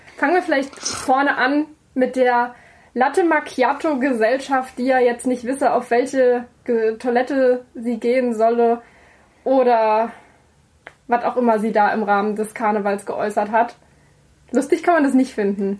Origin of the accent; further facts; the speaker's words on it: Saarland, Germany; als gebürtige Saarländerin